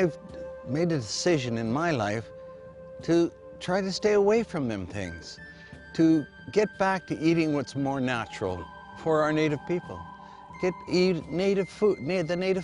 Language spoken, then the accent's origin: English; Manitoba, Canada; now in Terrace, Canada; I'm a Cree from Manitoba, Canada. And I moved to this terrace about 30 years ago.